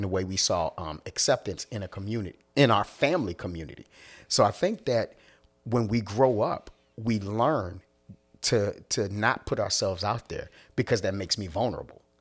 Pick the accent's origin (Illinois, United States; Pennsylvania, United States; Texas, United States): Pennsylvania, United States; Philadelphia; I'm from Philly.